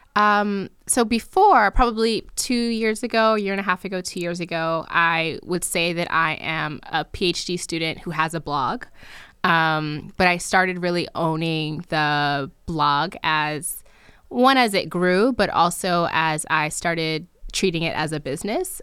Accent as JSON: {"language": "English", "region": "New Jersey", "country": "United States", "tie": "born or raised there", "also_born_or_lived": "Nigeria", "said": "I'm Nigerian, I was born in Nigeria, but I grew up in New Jersey"}